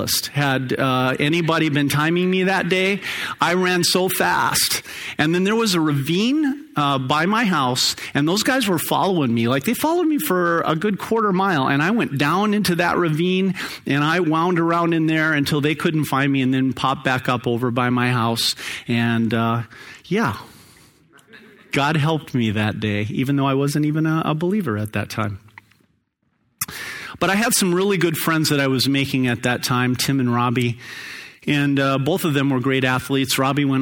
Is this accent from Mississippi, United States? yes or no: no; Phoenix, Arizona, United States; I grew up in Sunny Slope.